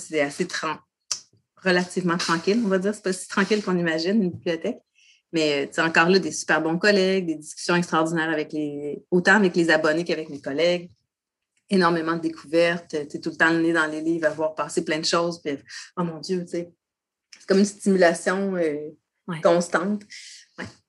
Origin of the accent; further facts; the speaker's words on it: Château-Richer, Quebec, Canada; J'ai grandi sur la côte de Beaupré, à Château-Richer.